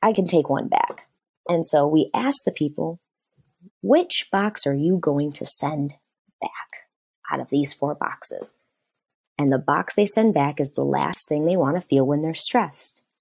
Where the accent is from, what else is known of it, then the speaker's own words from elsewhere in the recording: Michigan, United States; I grew up and I'm from Michigan